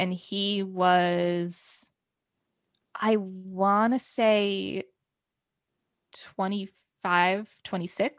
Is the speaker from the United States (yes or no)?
yes; New Jersey, United States; also born or lived in South Carolina; I went to school in South Carolina and then I came back to New Jersey during Christmas break 2015